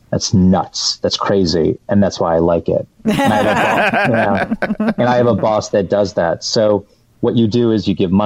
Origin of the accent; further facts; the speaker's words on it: Detroit, Michigan, United States; moved away; I'm from the Metro Detroit area